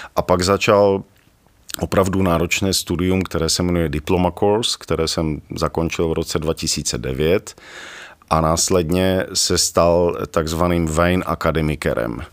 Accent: Ostrava, Moravian-Silesian Region, Czechia; now in Rožnov pod Radhoštěm, Czech Republic; narodil jsem se v Ostravě, teď, eh, teď tedy Rožnov

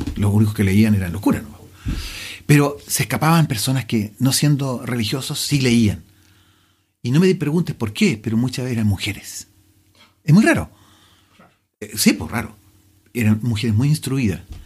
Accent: Chile; el chileno se relaciona con casi todas las cosas. Es, parte de nuestra idiosincrasia

